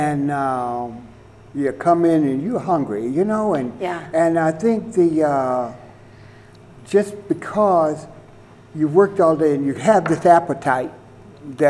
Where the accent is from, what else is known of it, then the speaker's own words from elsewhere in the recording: the South, United States; growing up in the South